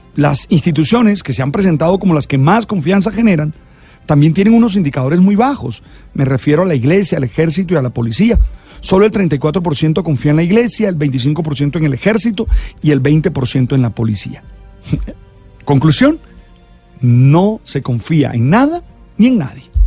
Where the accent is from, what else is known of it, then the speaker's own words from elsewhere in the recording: Santa Marta, Magdalena, Colombia; Nací en Santa Marta, una ciudad ah, pequeña en la que casi todos nos conocíamos